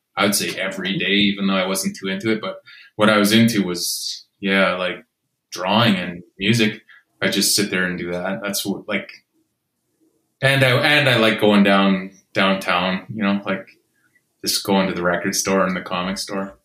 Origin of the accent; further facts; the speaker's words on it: Regina, Saskatchewan, Canada; moved away; also born or lived in Winnipeg; I'm from Regina